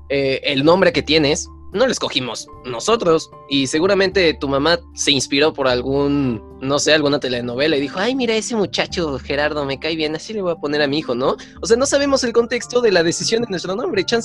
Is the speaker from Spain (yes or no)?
no; Tultepec, State of Mexico, Mexico; yo, crecí en Tultepec y pues veo explosiones todo el tiempo.